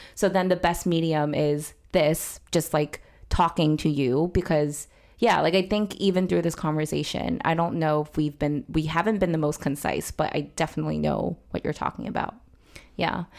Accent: New York, United States; where I grew up in New York, it was super mixed

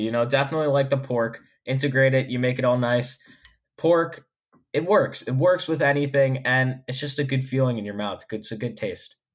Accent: New York, United States; I'm a New Yorker.

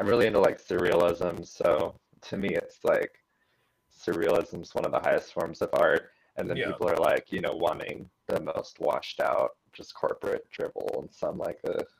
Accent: Austin, Texas, United States; Yeah, I'm from Austin.

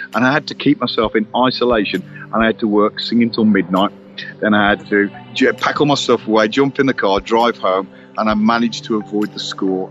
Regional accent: Wolverhampton, West Midlands, United Kingdom; moved away as an adult; now in Spain; I'm born and bred in Bilston and Wolverhampton. And I'm now living out here in Spain

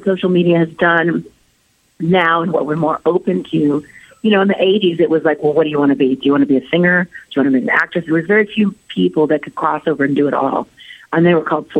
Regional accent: Anaheim, California, United States; Anaheim, my hometown

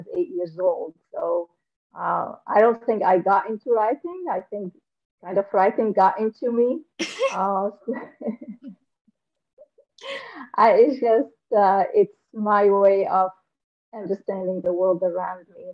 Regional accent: Damascus, Damascus Governorate, Syria; moved away as an adult; also born or lived in Aleppo; now in United States; I came from Syria. I was born in Damascus, Syria

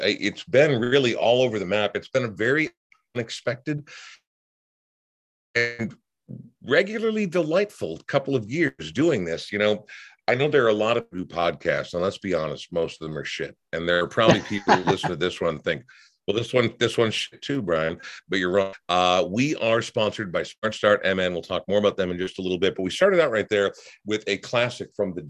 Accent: Portland, Oregon, United States; born there; I was born in Portland and have been there probably 40 times in my life

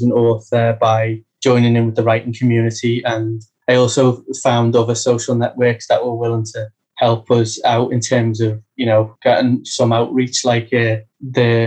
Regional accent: United Kingdom; I'm British

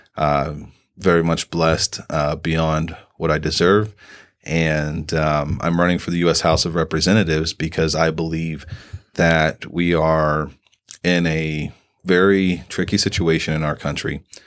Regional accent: Southern Indiana, United States; moved away as an adult; also born or lived in Fort Devens, Massachusetts; now in Sierra Vista, United States; I'm originally from Southern Indiana. Uh, grew up in a farming community.

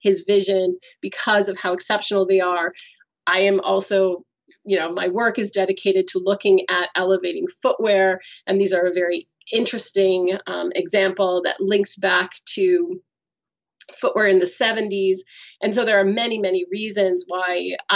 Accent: United States; moved away as an adult; now in Canada; I'm American

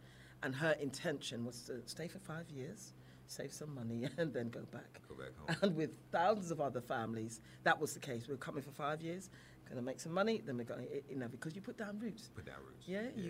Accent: England, United Kingdom; I'm British, I would never call myself English as such. British, I grew up in England, and that's my culture, that's where I understand.

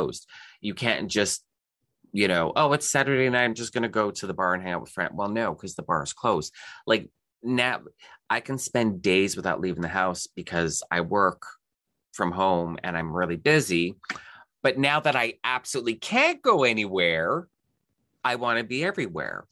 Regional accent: Canada; as a Canadian

